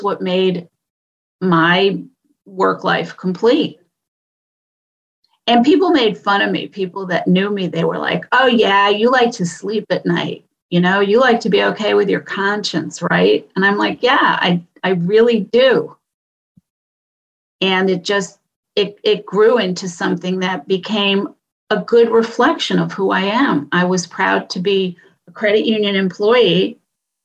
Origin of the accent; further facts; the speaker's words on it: New England, United States; moved away as an adult; also born or lived in New York; I moved back up to New England where I was born and raised